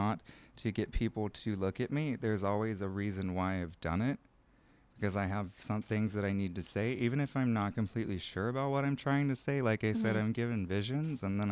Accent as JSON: {"language": "English", "town": "Charlotte", "region": "North Carolina", "country": "United States", "moved": "as an adult", "lives_now": "Austin, United States", "said": "I'm from Charlotte"}